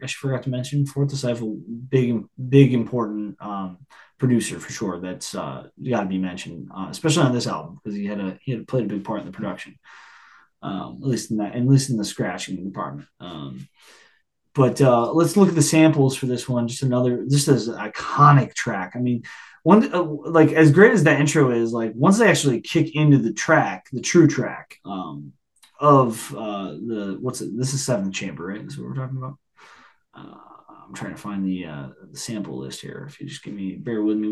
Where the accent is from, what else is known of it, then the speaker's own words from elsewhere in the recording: upstate New York, United States; I've grown up in New York, but I'm an upstate New Yorker.